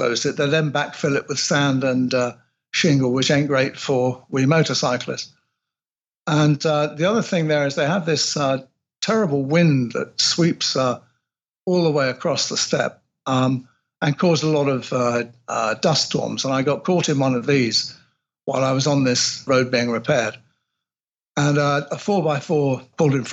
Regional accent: England, United Kingdom; I'm English

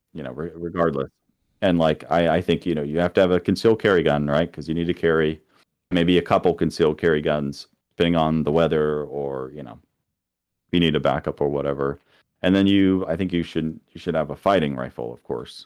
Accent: Florida, United States; moved away as an adult; also born or lived in Kansas City; now in Missouri, United States; coming from Florida, my hometown had, the poverty rate was twice the national average

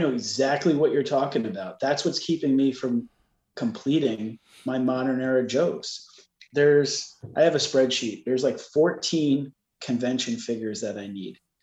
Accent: New York, United States; growing up in New York

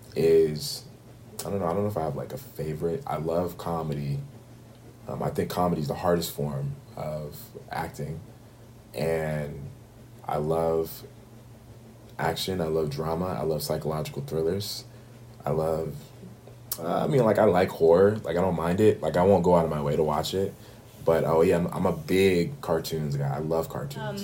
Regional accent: Bay Area, California, United States; moved away as an adult; now in Atlanta, United States; growing up in the Bay Area

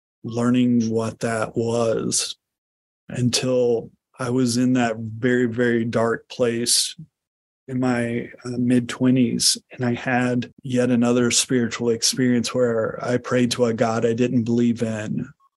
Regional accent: the Bible Belt, United States; I grew up in the Bible Belt

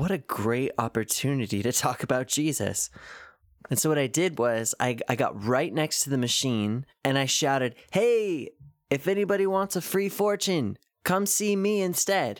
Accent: Washington, United States; now in Cleveland, United States; … and I are both originally from Washington State

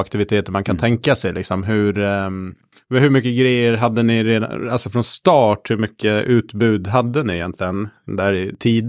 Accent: Gotland, Sweden; Jag är uppvuxen på Gotland

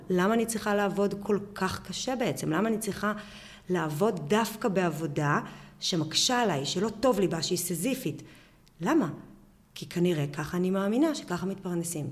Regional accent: Bar'am, Northern District, Israel; אני גדלתי בקיבוץ ברם בשנות ה-80

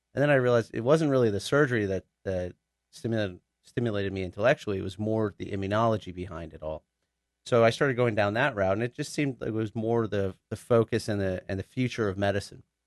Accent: Richardson, Texas, United States; moved away as an adult; also born or lived in Austin / New York / New Jersey; I'm actually a born and raised, uh, Dallas boy. I was born and raised in Richardson

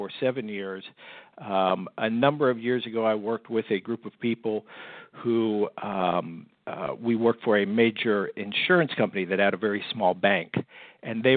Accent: United States; moved away as an adult; also born or lived in Fort Lauderdale, Florida / California; I grew up right outside of Washington, D.C.

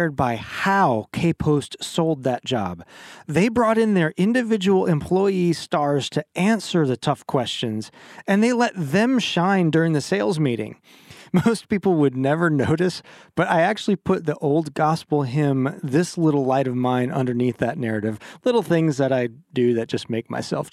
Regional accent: Green Bay, Wisconsin, United States; We are from Green Bay. We are big Packer fans

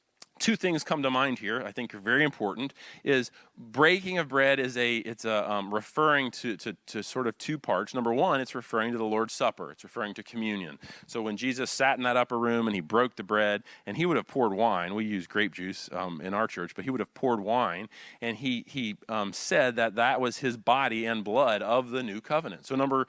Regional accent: Wilmington, North Carolina, United States; You know, I grew up here in the Wilmington area surfing and skateboarding, and so we would always say, awesome, dude.

